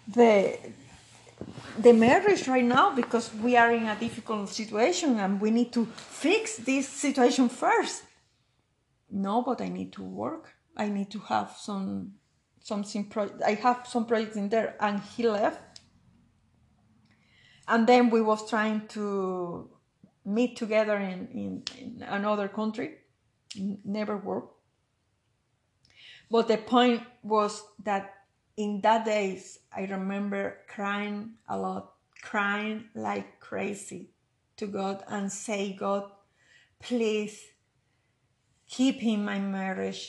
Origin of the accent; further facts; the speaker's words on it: Venezuela; English is a second language; moved away as an adult; now in Canada; I was living in Venezuela in that moment.